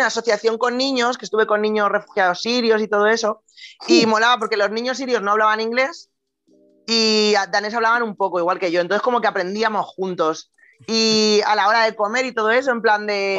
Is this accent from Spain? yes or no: yes; Spain; also born or lived in Denmark; como español